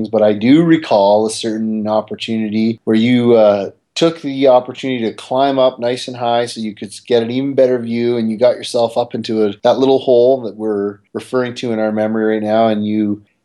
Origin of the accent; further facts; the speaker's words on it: Mississauga, Ontario, Canada; We grew up together in Mississauga